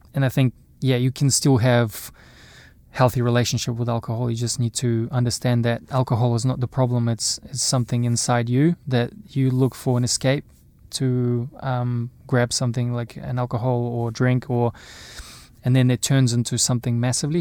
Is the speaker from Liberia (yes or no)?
no; Irkutsk, Irkutsk Oblast, Russia; also born or lived in Napier, New Zealand / Auckland, New Zealand; now in New Zealand; growing up in Russia, playing sports